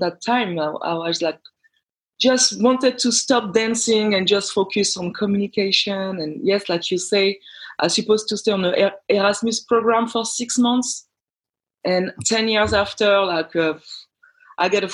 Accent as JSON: {"language": "English", "country": "France", "tie": "born or raised there", "also_born_or_lived": "Denmark", "second_language": "English", "moved": "as an adult", "said": "I'm raised and born in France, but I'm originally from Guadeloupe."}